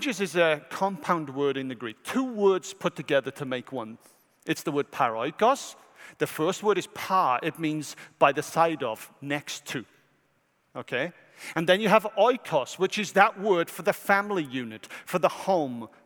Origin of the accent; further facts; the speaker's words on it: Wales, United Kingdom; now in United States; from Wales.